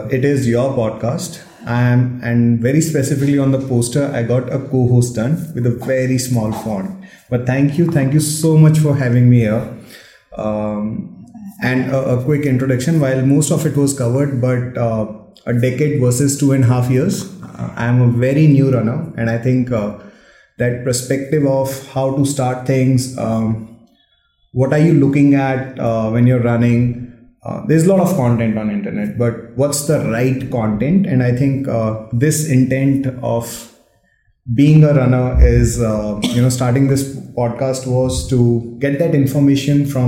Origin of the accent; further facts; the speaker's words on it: Rajasthan, India; moved away; I went to my hometown, which is a very small town in Rajasthan